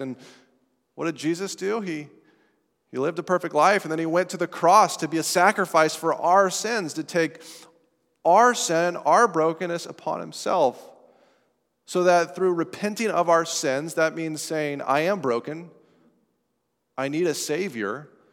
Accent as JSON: {"language": "English", "town": "Estes Park", "region": "Colorado", "country": "United States", "tie": "born or raised there", "moved": "yes", "said": "my hometown of Estes Park, Colorado"}